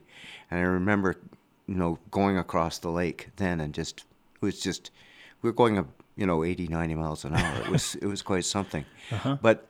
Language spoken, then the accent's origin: English; Thunder Bay, Ontario, Canada; I grew up on Lake Superior. We had a cottage on Lake Superior, a camp.